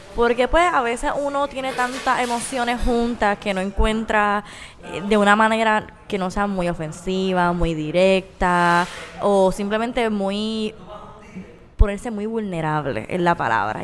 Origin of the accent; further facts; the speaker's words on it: Puerto Rico; como puertorriqueña, ¿verdad? Como caribeña y lo que involucra vivir en, Puerto Rico